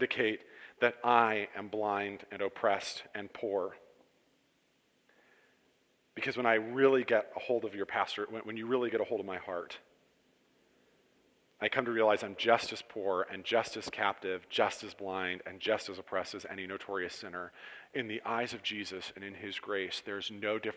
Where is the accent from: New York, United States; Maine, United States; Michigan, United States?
New York, United States; Cortland; I was raised in Cortland in a fairly good home